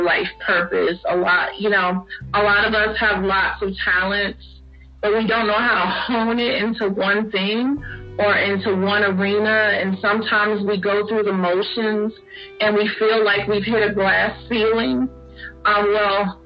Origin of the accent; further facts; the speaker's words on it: Newport News, Virginia, United States; moved away as an adult; now in North Carolina, United States; I hail from Newport News, Virginia, the home of 757. I am in North Carolina. I've been in North Carolina the past 20 years